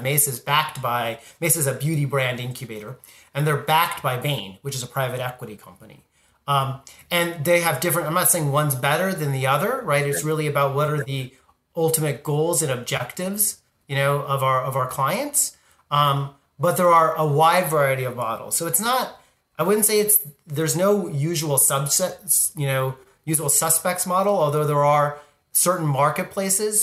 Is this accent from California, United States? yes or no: yes; Southern California, United States; I grew up in Southern California